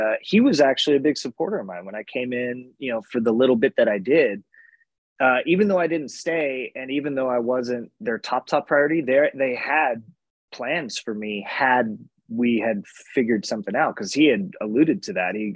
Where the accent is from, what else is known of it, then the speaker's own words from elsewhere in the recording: Los Angeles, California, United States; My first Raw in Staples Center was pretty great. Obviously being in my hometown